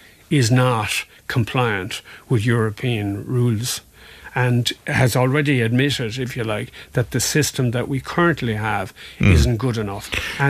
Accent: Ireland; a national being an Irish court, because obviously we're part of the EU, we still are anyway, but we're part of the EU

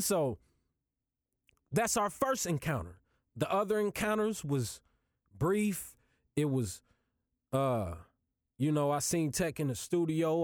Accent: Kansas City, United States; I'm from Kansas City. I live in Kansas City.

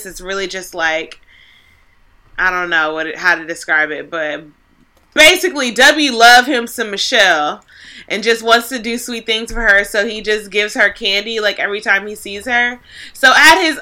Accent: the South, United States; from growing up in the South

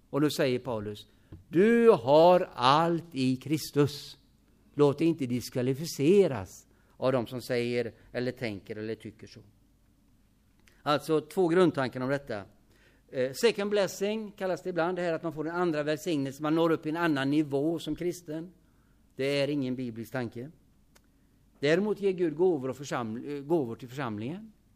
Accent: Hyssna, Västra Götaland, Sweden; I Hyssna där jag är född

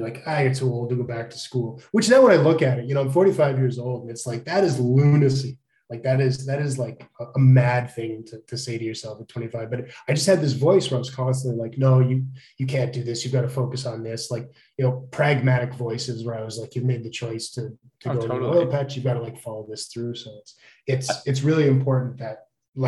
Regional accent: Edmonton, Alberta, Canada; I grew up in Edmonton in like the late 80s.

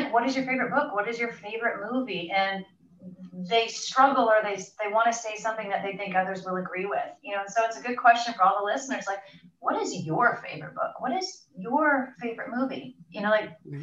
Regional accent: Bainbridge Island, Washington, United States; back in my hometown on Bainbridge Island

